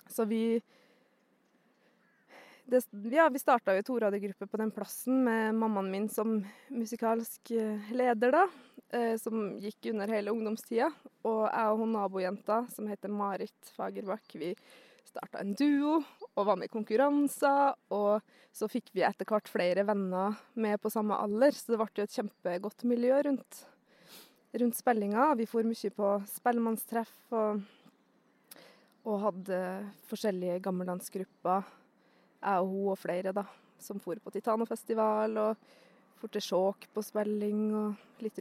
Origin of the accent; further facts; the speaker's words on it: Svalbard, Norway; also born or lived in Mo i Rana, Norway; Eh, jeg er født i Mo i Rana, oppvoksen litt overalt. Eh, men eh, de første årene mine bodde jeg på Svalbard, kan man si, fram til jeg var elleve.